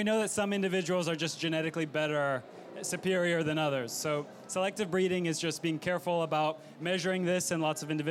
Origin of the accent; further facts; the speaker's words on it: Texas, United States; I'm from Texas